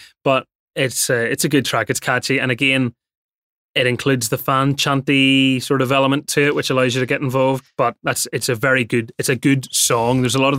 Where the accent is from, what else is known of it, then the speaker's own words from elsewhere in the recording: Northern Ireland, United Kingdom; the Northern Irish way is we can say words like mate and sound really menacing.